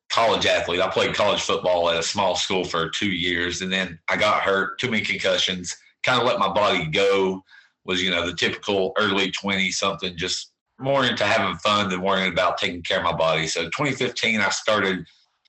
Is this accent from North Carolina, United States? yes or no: yes; Bethel, North Carolina, United States; born and raised here in a little community called Bethel